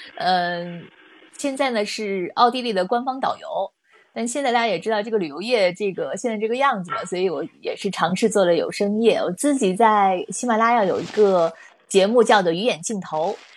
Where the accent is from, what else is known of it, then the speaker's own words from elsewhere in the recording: Shandong, China; moved away; also born or lived in Beijing; 我不是北京的，但是我是啊。山东人